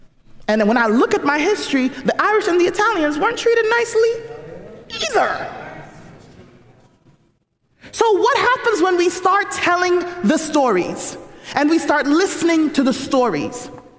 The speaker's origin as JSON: {"language": "English", "country": "Jamaica", "moved": "yes", "lives_now": "United States", "said": "I could go back to Jamaica"}